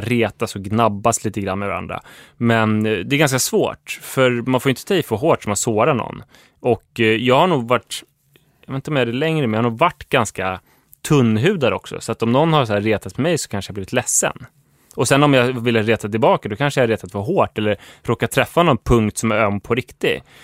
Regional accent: Huddinge, Stockholm County, Sweden; jag växte upp i Huddinge

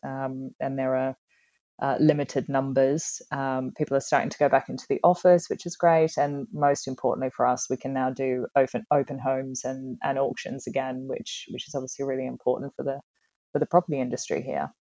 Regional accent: Tasmania, Australia; moved away as an adult; also born or lived in United Kingdom; I was born and raised in Tasmania um, and I got on a plane and left when I was 18

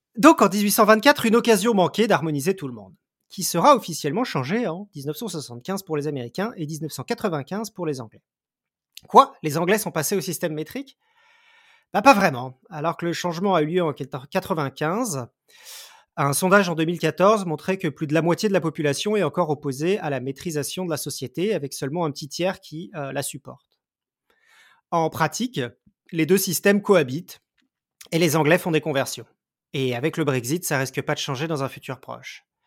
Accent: France; en tant que Français

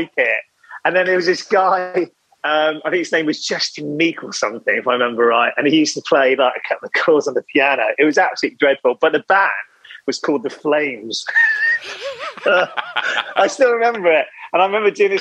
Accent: Wales, United Kingdom; growing up in Wales

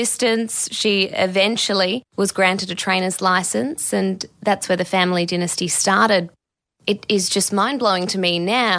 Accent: Perth, Western Australia, Australia; in Perth, my hometown

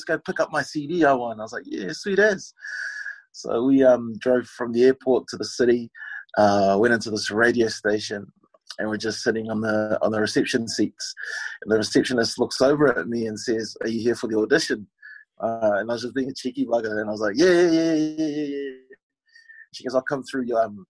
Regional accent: Samoa; now in New Zealand; I was born in New Zealand, but you know, did my schooling in Samoa

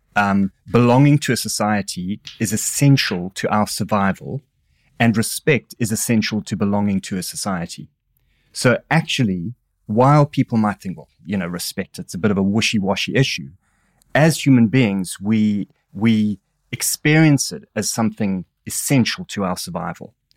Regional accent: Durban, KwaZulu-Natal, South Africa; accent: South African; moved away as an adult; now in England, United Kingdom; as a South African, I had a bizarre upbringing in that I grew up under apartheid

